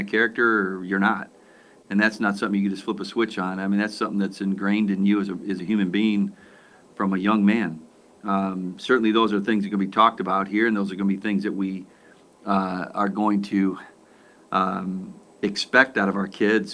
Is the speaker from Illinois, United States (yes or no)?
yes; Aurora, Illinois, United States; I was born in Aurora. My wife was born in Aurora. We're Aurorans